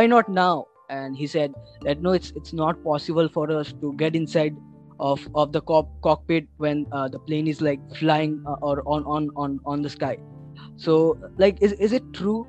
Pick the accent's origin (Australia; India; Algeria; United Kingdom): India; Agartala, Tripura; now in Kolkata, India; my hometown is Agartala, where I have to birth